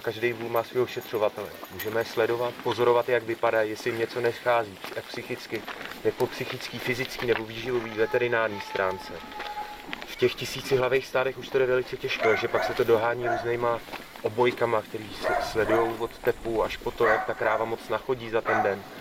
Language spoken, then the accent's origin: Czech; Czechia; u nás v Čechách